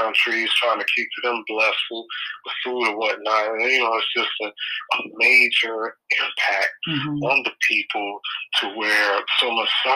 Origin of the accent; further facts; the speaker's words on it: Biloxi, Mississippi, United States; also born or lived in Lexington, Mississippi; that's the city that my mother brought me to when I was 2 years old.